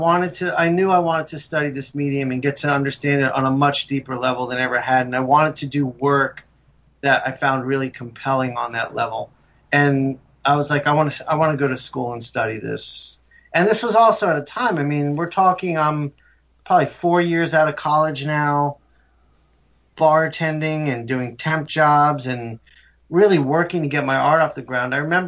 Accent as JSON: {"language": "English", "town": "Morristown", "region": "New Jersey", "country": "United States", "tie": "born there", "said": "I was born up in North Jersey in Morristown, not far from you, Jay."}